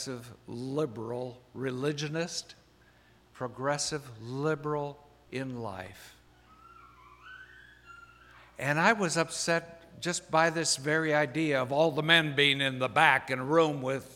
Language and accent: English; Iowa, United States; moved away; also born or lived in Virginia / Maryland; I'm from Iowa